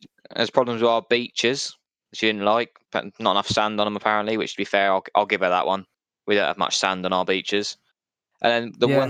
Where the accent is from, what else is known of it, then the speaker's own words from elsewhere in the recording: United Kingdom; we as British people